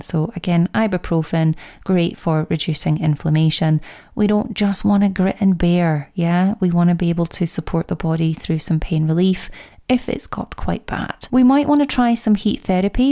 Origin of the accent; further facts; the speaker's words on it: Scotland, United Kingdom; accent: Scottish; my Scottish accent